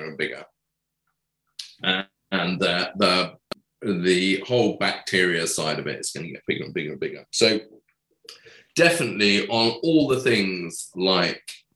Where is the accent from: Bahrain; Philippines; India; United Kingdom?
United Kingdom; England; I'm English